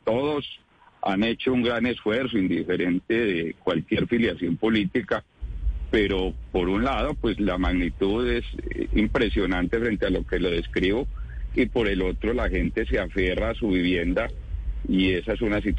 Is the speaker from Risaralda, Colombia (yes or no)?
yes; Santa Rosa de Cabal, Risaralda, Colombia; Yo soy de Santa Rosa de Cabal